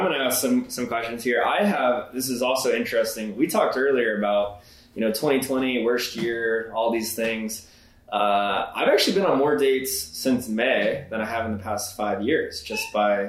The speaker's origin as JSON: {"language": "English", "region": "the South", "country": "United States", "tie": "born or raised there", "moved": "yes", "lives_now": "Denver, United States", "said": "I grew up like in the South"}